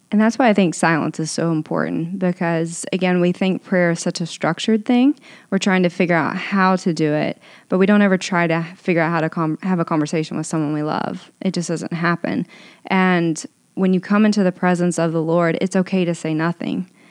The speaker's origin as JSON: {"language": "English", "town": "Owensboro", "region": "Kentucky", "country": "United States", "tie": "born or raised there", "moved": "yes", "lives_now": "Los Angeles, United States", "said": "I grew up in Owensboro, Kentucky, so super small town, very conservative."}